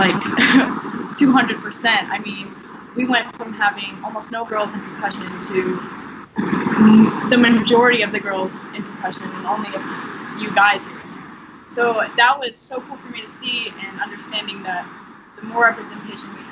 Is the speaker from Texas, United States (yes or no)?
no; Washington, United States; moved away; a person from Washington State